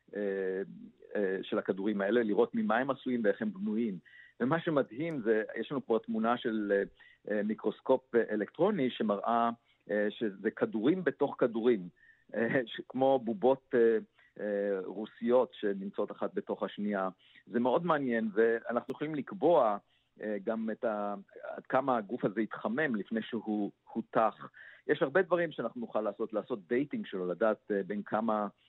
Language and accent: Hebrew; Israel; כיוון שנולדתי במושב